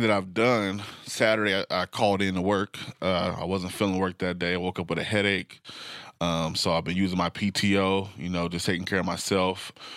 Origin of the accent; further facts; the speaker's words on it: Portland, Oregon, United States; I grew up in North and Northeast Portland